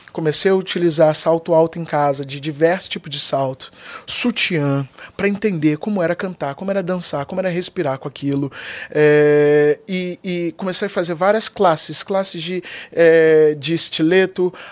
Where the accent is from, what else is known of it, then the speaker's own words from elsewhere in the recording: Rio de Janeiro, Brazil; E aí, nossa, sou do Vidigal, eu sou um, eu sei ser um lorde.